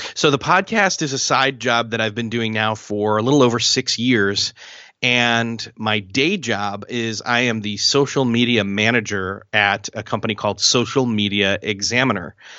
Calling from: Marion, Indiana, United States; I am calling from Marion, Indiana, which is in the United States

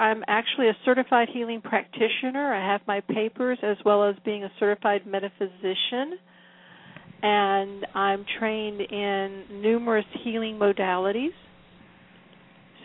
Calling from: Newport News, Virginia, United States; I am in Newport News, Virginia, which is in the southeastern part of Virginia.

